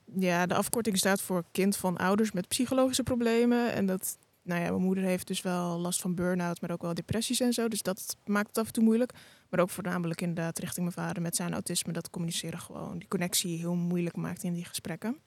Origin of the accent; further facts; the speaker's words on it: Amersfoort, Utrecht, Netherlands; kom uit Amersfoort